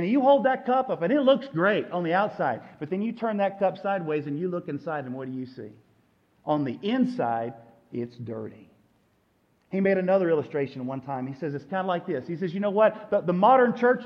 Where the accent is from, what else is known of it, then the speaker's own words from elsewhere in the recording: United States; we as an American church